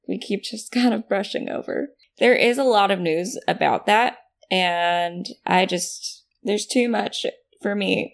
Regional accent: California, United States; We Californians

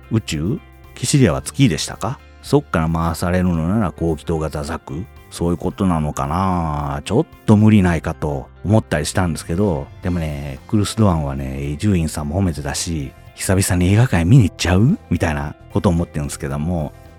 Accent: Japan; 私ここで育ってなかったら

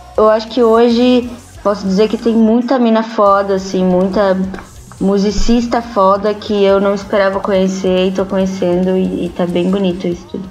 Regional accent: Santo André, São Paulo, Brazil; A gente é de Santo André

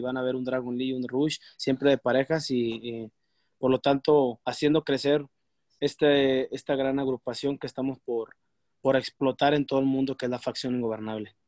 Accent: Mexico; uno como mexicano

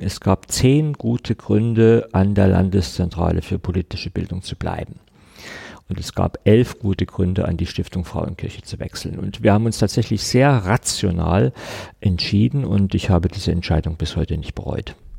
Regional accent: Saxony, Germany; ich bin Sachse, ich bin hier geboren, ich habe fast die ganze Zeit meines Lebens hier gelebt

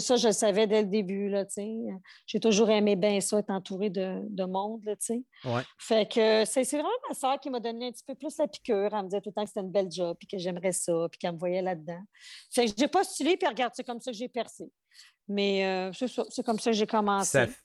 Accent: Outaouais, Quebec, Canada; moved away as an adult; also born or lived in Montreal / Portugal (ancestry); je suis partie de chez nous, de l'Outaouais. Je suis déménager à Montréal, la grande ville

